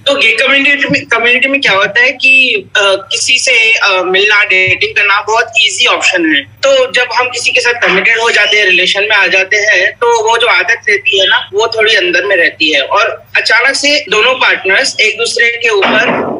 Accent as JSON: {"language": "Hindi", "region": "Haryana", "country": "India", "said": "मैं हरियाणा से बिलोंग करता हूँ"}